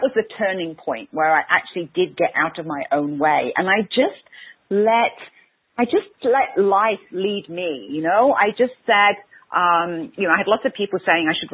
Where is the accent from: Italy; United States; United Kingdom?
United Kingdom; England; I'm English, so what happens with the Great Brits is we have this stiff upper lip.